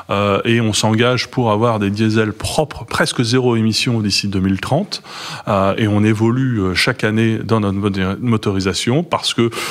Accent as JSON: {"language": "French", "country": "France", "said": "Moi, je suis français."}